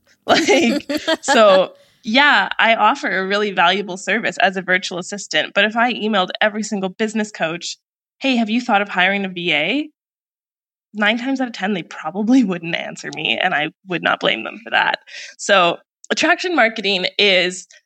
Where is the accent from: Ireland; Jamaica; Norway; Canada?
Canada; moved away as an adult; now in Puerto Escondido, Mexico; I'm originally from Canada